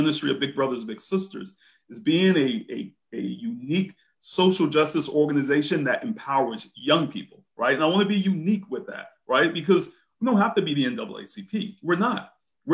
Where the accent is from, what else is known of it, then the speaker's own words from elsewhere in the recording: Brunswick, Georgia, United States; Brunswick, Georgia.